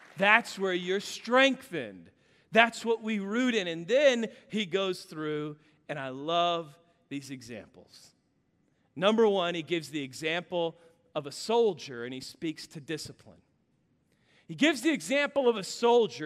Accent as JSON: {"language": "English", "region": "Kansas", "country": "United States", "tie": "born or raised there", "said": "I grew up in Kansas"}